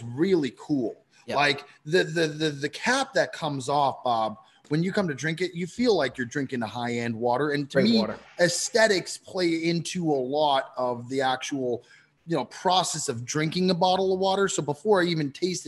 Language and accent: English; Canada; moved away; I grew up in Canada